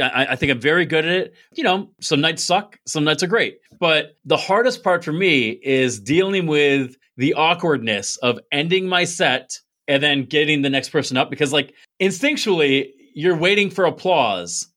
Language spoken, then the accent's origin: English; Binghamton, New York, United States; I'm from Binghamton, which is on the map.